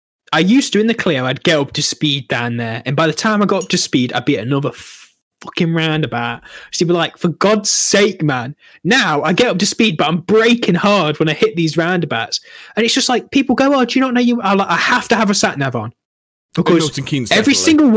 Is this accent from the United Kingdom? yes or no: yes; East Midlands, United Kingdom; accent: mixture of Derby and Nottingham; I think like I've got a bit of a mixture of Derby and Nottingham.